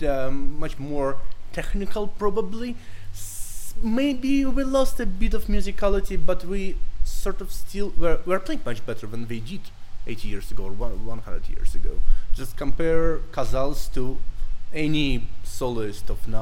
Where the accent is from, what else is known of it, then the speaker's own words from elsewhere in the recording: Moscow, Russia; I'm Russian. I'm from Moscow